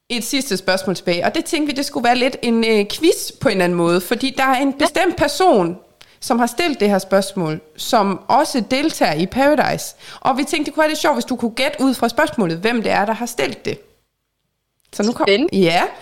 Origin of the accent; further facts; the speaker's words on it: North Denmark Region, Denmark; accent: North Jutlandic; Ej, det, at nordjysk siger, at jeg taler nordjysk, det er jeg glad for.